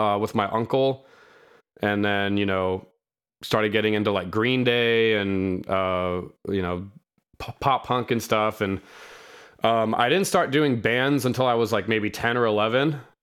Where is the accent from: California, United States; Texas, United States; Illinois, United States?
California, United States; Sacramento; I'm from Sacramento, California.